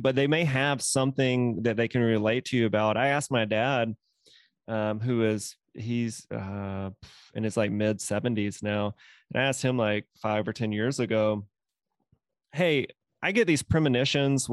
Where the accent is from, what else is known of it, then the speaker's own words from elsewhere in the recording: Mississippi, United States; moved away; I'm from Mississippi originally.